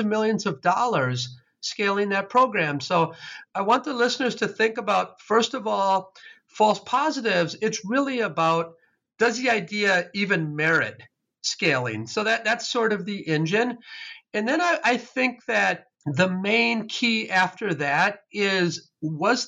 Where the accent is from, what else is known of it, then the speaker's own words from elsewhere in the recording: Wisconsin, United States; I was raised in Wisconsin.